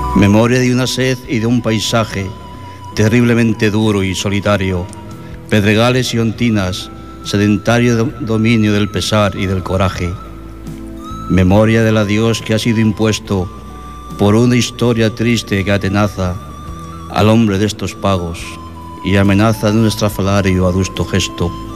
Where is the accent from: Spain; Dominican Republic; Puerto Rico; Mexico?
Spain; Castile; now in Sabadell, Spain; Una infancia pequeña y castellana. Un día abandoné el pueblo y dejé en él olvidada mi historia. Bueno, esto es porque soy castellano